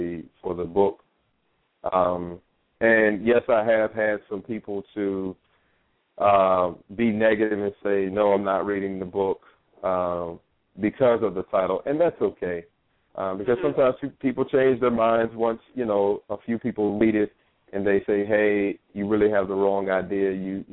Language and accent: English; Norfolk, Virginia, United States; moved away as an adult; now in New York City, United States; I'm originally from Norfolk, Virginia. That's where I was born and raised